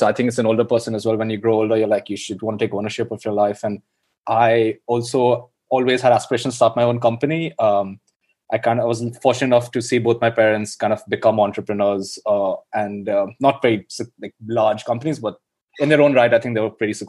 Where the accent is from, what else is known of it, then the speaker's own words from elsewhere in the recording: India; moved away as an adult; now in London, United Kingdom; I grew up in India.